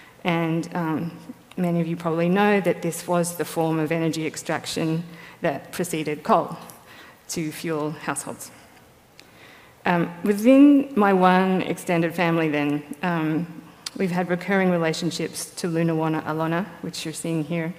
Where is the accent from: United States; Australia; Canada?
Australia; Tasmania; moved away as an adult; I come from Lutruwita, Tasmania, which is Palawa country.